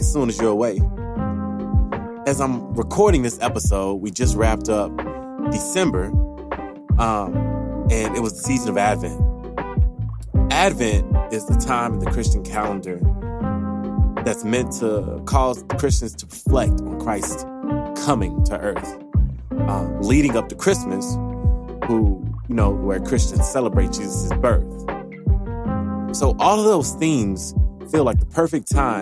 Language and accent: English; Louisiana, United States; I am from Louisiana. I'm a southerner to the core